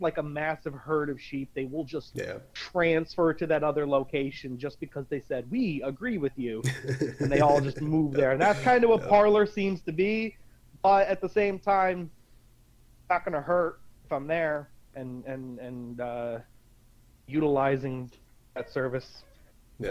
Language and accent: English; Scranton, Pennsylvania, United States; I am from Scranton, Pennsylvania